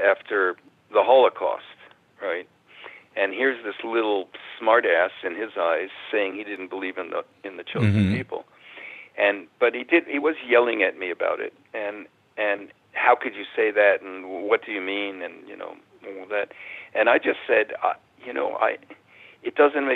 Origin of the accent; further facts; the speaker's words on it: New York City, New York, United States; moved away as an adult; also born or lived in San Francisco; I grew up in the Bronx, in New York City